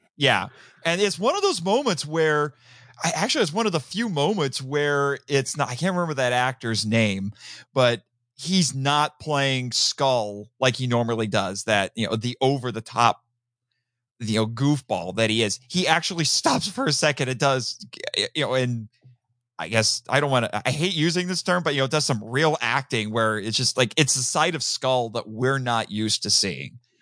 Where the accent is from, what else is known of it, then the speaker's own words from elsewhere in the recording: Midwest, United States; I'm from the Midwest